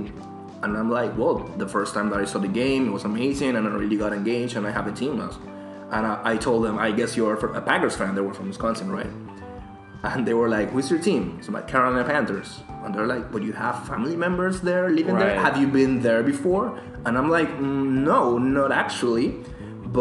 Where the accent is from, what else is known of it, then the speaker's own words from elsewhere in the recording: Panama; now in London, United Kingdom; I'm from Panama.